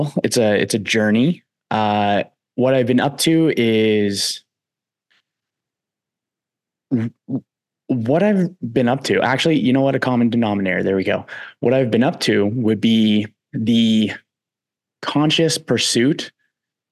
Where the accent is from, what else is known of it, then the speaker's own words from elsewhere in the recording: East Coast, United States; I'm from the East Coast as well